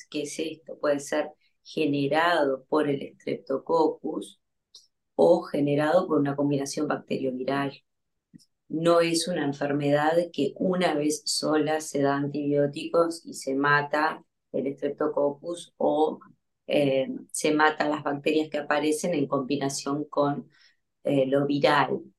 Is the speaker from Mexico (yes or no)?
no; Uruguay; moved away as an adult; now in Buenos Aires, Argentina; soy uruguaya, ahora estoy en Buenos Aires, voy y vengo